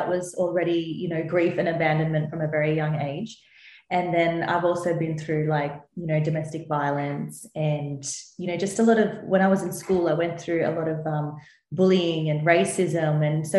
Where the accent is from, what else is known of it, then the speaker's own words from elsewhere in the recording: India; in my culture, so I'm Indian, there's not enough talk about trauma